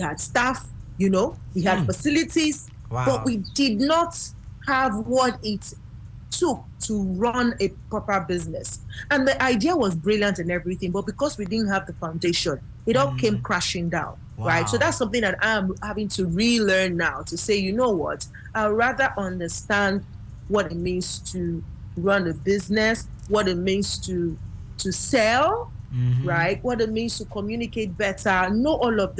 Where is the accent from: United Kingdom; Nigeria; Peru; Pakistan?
Nigeria; now in Ghana; As a matter of fact, I moved out from Nigeria to Ghana at the time, and I would come to Nigeria every 3 months just for that training.